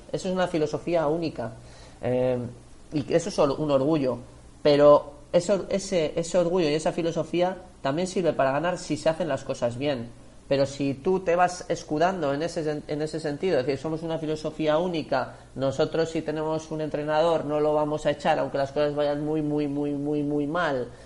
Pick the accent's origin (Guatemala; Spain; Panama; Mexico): Spain; Biscay, Basque Country; muchos vizcaínos somos del Athletic